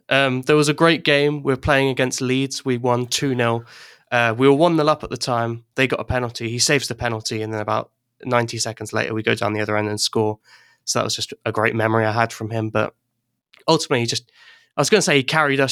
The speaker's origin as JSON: {"language": "English", "country": "Ireland", "tie": "born or raised there", "also_born_or_lived": "England", "moved": "yes", "lives_now": "Wales, United Kingdom", "said": "I'm English, but I grew up in Ireland, and then I moved back to England for a while, and now I live in Wales"}